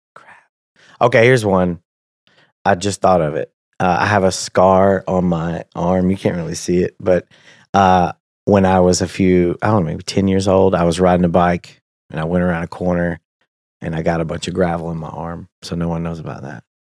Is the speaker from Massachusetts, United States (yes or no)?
no; Tennessee, United States; moved away as an adult; also born or lived in Danville, Kentucky; now in Lexington, United States; I'm from Tennessee. I live in Kentucky now.